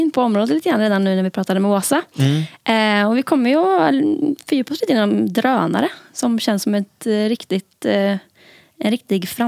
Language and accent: Swedish; Karlstad, Värmland, Sweden; jag är eh, född och uppvuxen i Karlstad